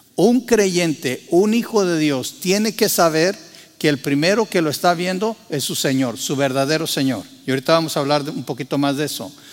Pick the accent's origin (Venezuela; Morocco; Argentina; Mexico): Mexico; moved away as an adult; en México y en el lugar donde yo nací así era